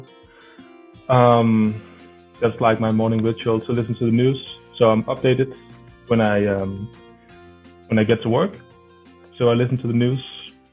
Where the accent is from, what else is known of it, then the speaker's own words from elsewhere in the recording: Denmark; a very small town in like far away from the big cities in Denmark